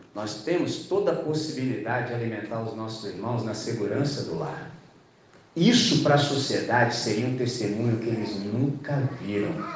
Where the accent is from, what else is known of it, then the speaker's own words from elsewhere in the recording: Brazil; nós que somos brasileiros